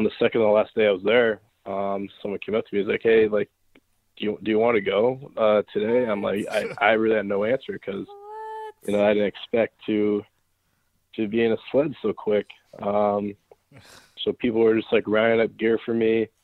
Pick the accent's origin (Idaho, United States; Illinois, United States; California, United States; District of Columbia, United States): California, United States; Newport Beach; also born or lived in Lake Placid, New York; I'm from Newport Beach, California